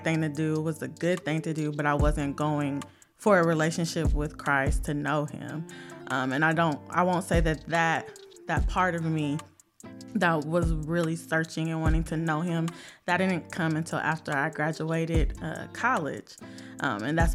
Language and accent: English; Indiana, United States; born and raised in Indiana